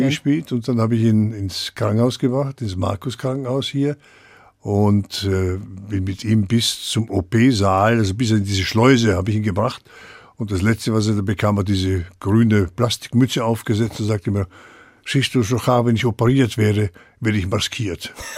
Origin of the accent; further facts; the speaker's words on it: Vienna, Austria; moved away as an adult; also born or lived in Brno / Düsseldorf; now in Frankfurt, Germany; komme ich aus Wien, ich bin ja Wiener